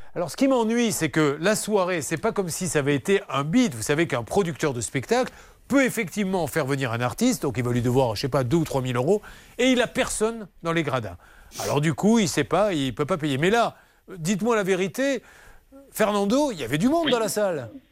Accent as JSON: {"language": "French", "town": "Bordeaux", "region": "Nouvelle-Aquitaine", "country": "France", "accent": "Bordeaux", "said": "J'ai un accent, un accent de Bordeaux"}